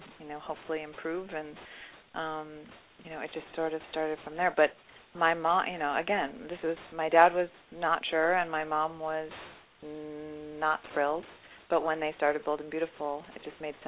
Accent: Chicago, Illinois, United States; growing up in Chicago

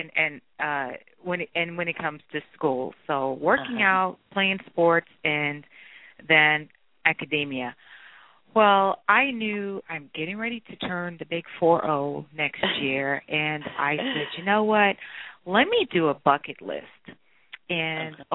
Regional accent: New York City, New York, United States; I grew up in Brooklyn, New York

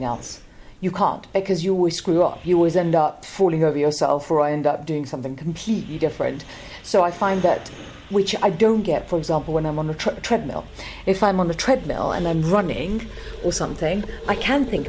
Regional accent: North India, India; I come from the north of India

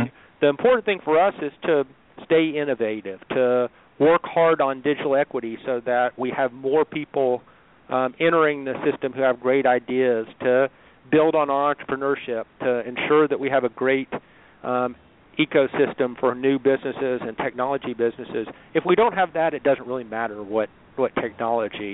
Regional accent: Chattanooga, Tennessee, United States; as a Chattanoogan

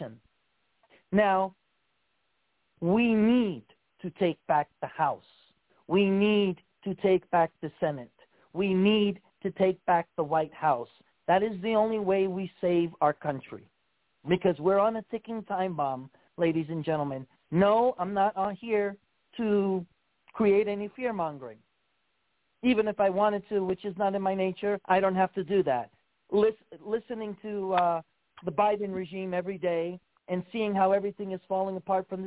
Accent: New York, United States; moved away; also born or lived in Hawaii; the state of New York, which is my home state where I was born and raised

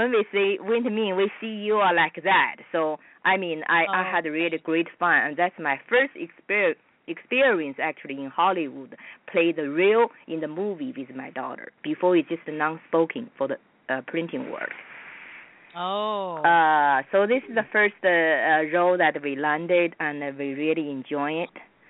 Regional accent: China; accent: British Asian accent; English is a second language; moved away as an adult; also born or lived in Houston, Texas; now in Burbank, United States; I started from Houston. You know, I immigrated from China to Houston first in 1989.

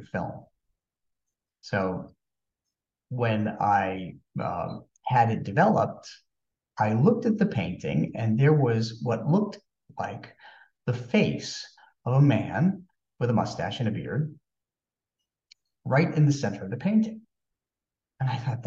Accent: Maryland, United States; we were from Maryland

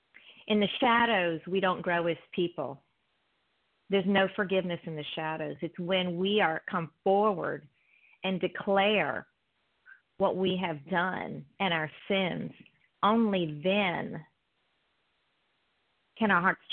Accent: East Coast, United States; That's okay. I'm from the East Coast, so it's good to hear your voice.

